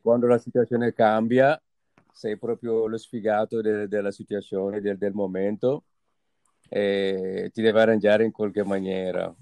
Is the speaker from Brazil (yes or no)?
no; Senegal; moved away as an adult; now in Italy; sono partito dal Senegal